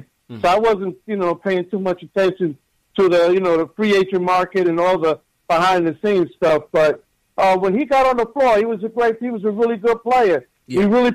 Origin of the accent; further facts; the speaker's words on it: New York City, New York, United States; me growing up in Brownsville